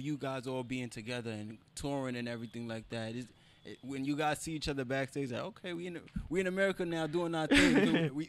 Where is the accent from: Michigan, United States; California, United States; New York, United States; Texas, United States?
New York, United States; New York City; where I come from the Bronx in New York.